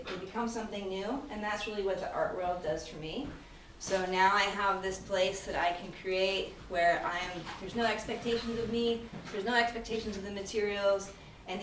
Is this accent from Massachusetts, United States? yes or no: no; Fairbanks, Alaska, United States; I'm from Fairbanks